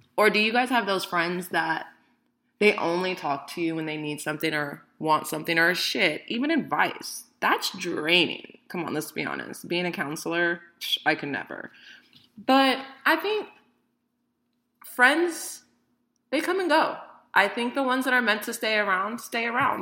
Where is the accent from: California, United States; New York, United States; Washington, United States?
California, United States; Bay Area; I am 31 from the Bay Area